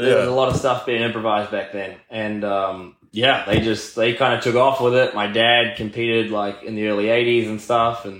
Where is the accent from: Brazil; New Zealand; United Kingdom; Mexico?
New Zealand; moved away as an adult; also born or lived in Florida, United States; now in United States; I grew up in New Zealand. That's like where my family's from